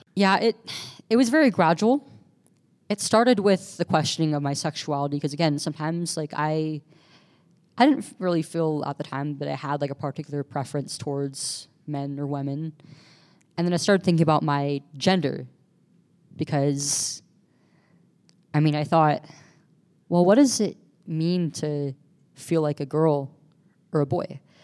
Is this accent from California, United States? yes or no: yes; California, United States; We're from California